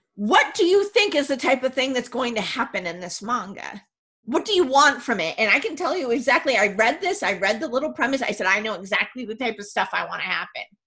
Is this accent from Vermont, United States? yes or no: yes; Vermont, United States; I grew up in Vermont